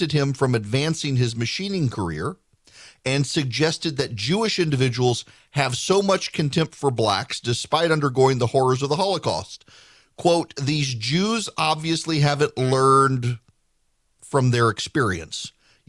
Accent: Dubai, United Arab Emirates; I don't necessarily have the quintessential American upbringing. I grew up in Dubai, moved there when I was 5 years old. We were definitely the minority in the country.

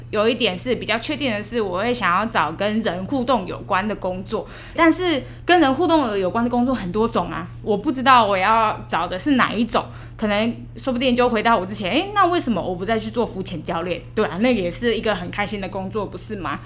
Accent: Yilan County, Taiwan; 我本来是先考虑是在我的家乡，嗯。我的宜兰那边工作

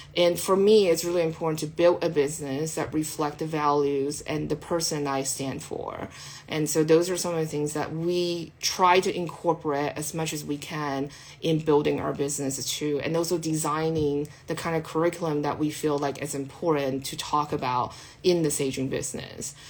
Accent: California, United States; I'm Californian

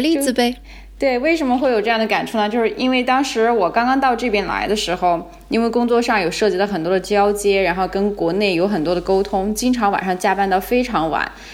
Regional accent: China; moved away as an adult; now in Israel; 我是中国人

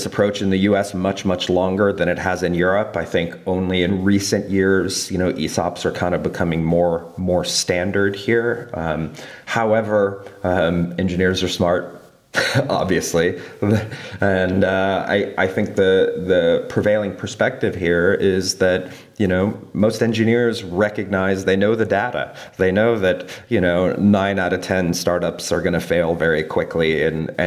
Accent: Colorado, United States; moved away; my home state, Colorado

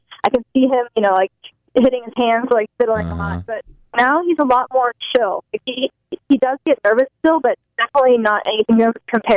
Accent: Los Angeles, California, United States; this is my hometown

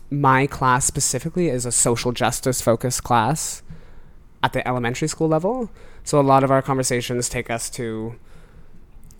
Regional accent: Oakville, Ontario, Canada; now in Toronto, Canada; Growing up in Oakville as a white boy.

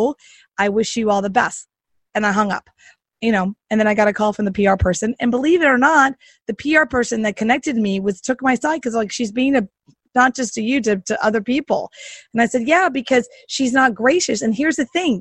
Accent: the South, United States; I'm from the South

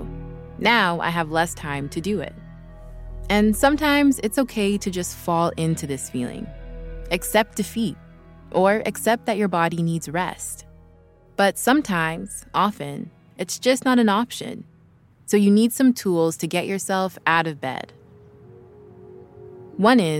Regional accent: Vancouver, British Columbia, Canada; now in Los Angeles, United States; I live in LA now, but a few weeks ago, I was working remotely from Vancouver while visiting my family. It was so nice being back home

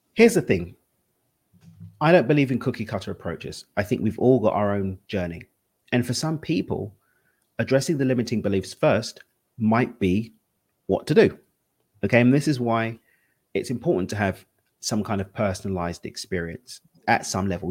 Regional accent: London, United Kingdom; now in Cabo San Lucas, Mexico; I'm from East London. That's where the accent's from, but I live in Cabo

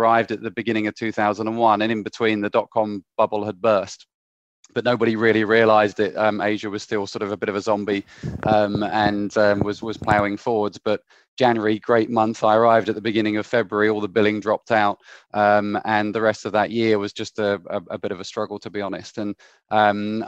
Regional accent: Canterbury, South East England, United Kingdom; moved away as an adult; also born or lived in Hong Kong; I'm from Canterbury in Kent originally.

